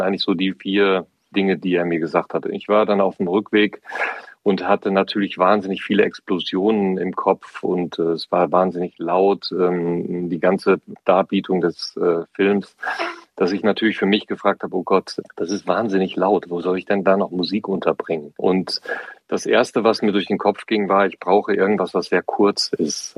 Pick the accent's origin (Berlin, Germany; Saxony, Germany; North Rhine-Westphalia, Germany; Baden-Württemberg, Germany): North Rhine-Westphalia, Germany; Siegerland; in meiner Heimat äh, im Siegerland